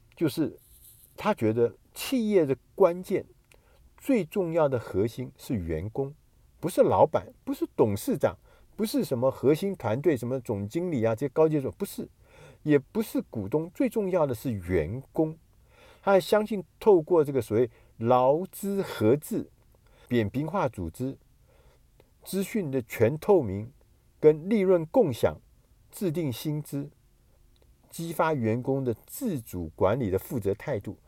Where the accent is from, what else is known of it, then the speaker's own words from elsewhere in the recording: Taiwan; 我们台湾人所说的台风